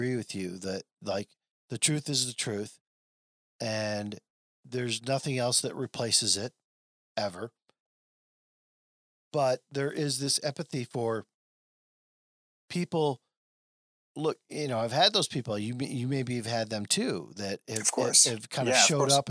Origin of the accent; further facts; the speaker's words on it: Flint, Michigan, United States; my days of growing up in Flint